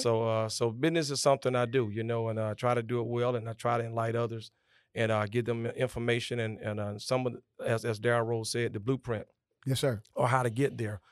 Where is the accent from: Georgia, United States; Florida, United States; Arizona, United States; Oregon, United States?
Georgia, United States; Augusta; I was born and raised here in Augusta, Georgia.